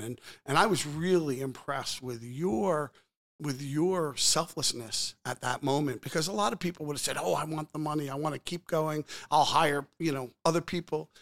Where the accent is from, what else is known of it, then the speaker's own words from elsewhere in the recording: Old Bridge, New Jersey, United States; moved away; also born or lived in Philadelphia; I was born in Old Bridge, New Jersey